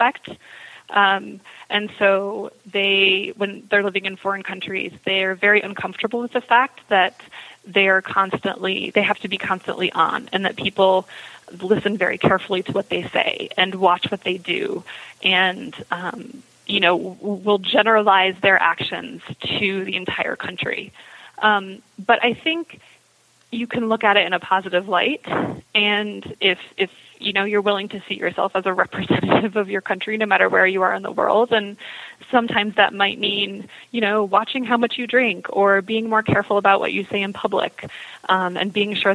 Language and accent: English; United States; moved away; spending large portions of your life outside of the United States as an American